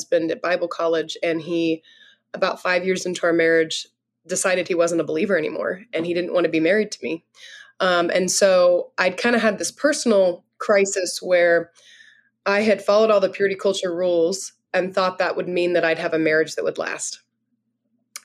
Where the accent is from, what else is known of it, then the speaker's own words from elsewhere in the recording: California, United States; now in South Dakota, United States; I'm from California, but I live in a little town in South Dakota right now